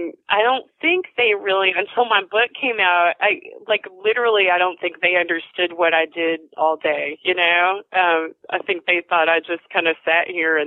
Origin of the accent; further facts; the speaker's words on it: Bowling Green, Kentucky, United States; moved away; I grew up in Bowling Green, which is the home of the Corvette plant and Western Kentucky University.